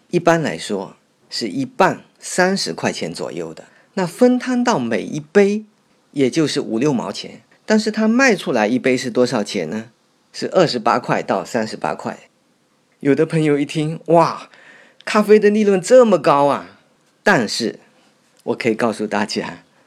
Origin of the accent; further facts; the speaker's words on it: Fuzhou, Fujian, China; 我从小就是在这里长大的